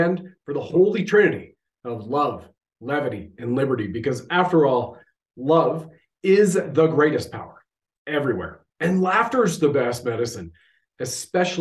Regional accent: Canada; I have served my country at the federal level as a Canadian infantry soldier.

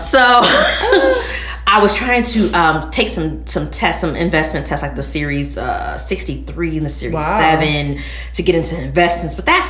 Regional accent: Maywood, Illinois, United States; So, I grew up in Maywood. I lived in Maywood all my life. So, that's near, like, Bellwood, Hillside, Merrill's Park area.

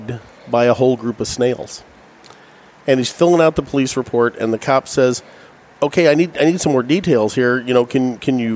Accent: Pinckneyville, Illinois, United States; my hometown in Pinckneyville, Illinois

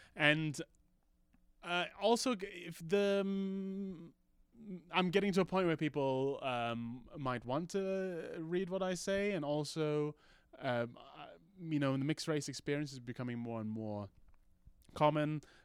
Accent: Malaysia; moved away; also born or lived in United Kingdom; when I was growing up in Malaysia, I was called, uh, Orang Putih

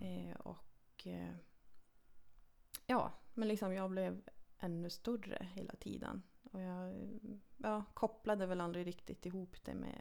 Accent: Lannavaara, Norrbotten County, Sweden; jag är född och uppvuxen i Lannavaara, 13 mm. mil nordost härifrån.

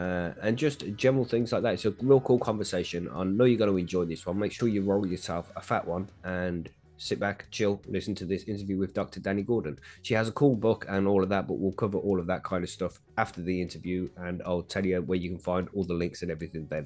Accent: United Kingdom; I'm from the UK, the host of High on Homegrown

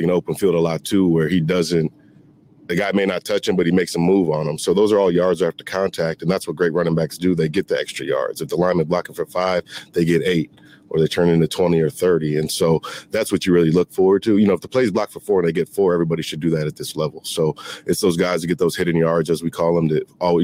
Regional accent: Syracuse, New York, United States; I'm from Syracuse, New York. And so I grew up knowing about Floyd Little, Jim Brown

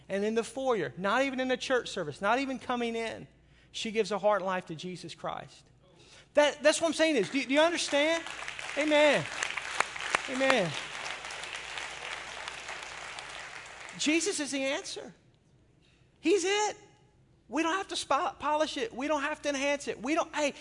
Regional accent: Arkansas, United States; now in Milwaukee, United States; I grew up in Arkansas

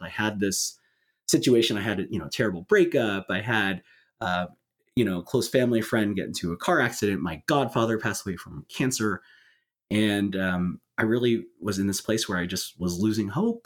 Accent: California, United States; my home state of California

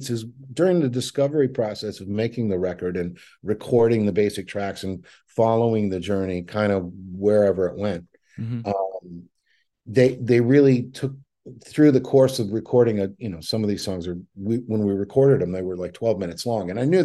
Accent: Scotland, United Kingdom; But I'm Scottish, so that's com- comes completely natural to me.

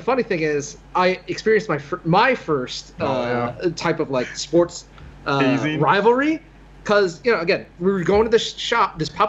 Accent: Philadelphia, Pennsylvania, United States; I'm from Philly, man.

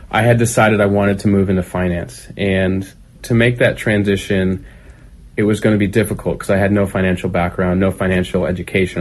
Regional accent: Pleasanton, California, United States; moved away; also born or lived in San Diego / Los Angeles; I grew up in Northern California in the East Bay in a small town called Pleasanton

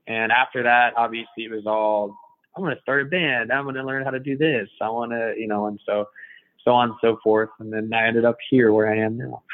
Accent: Iowa, United States; also born or lived in California / Colorado; now in Jacksonville, United States; from Iowa, of all places, it exists

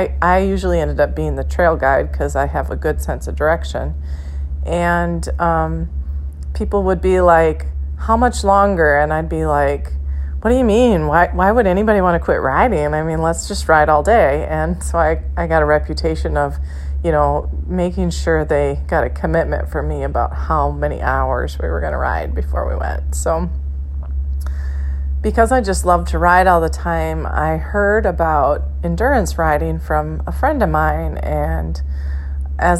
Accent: Motley, Minnesota, United States; I'm from Motley, Minnesota, which is in north central Minnesota

